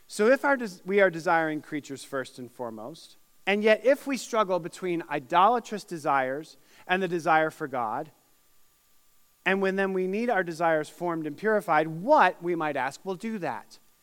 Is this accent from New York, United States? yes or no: yes; Syracuse, New York, United States; now in Indiana, United States; my hometown of Syracuse, New York